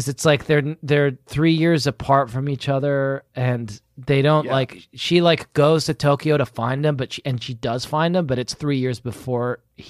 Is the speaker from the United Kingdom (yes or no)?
yes; United Kingdom; my icy cold British heart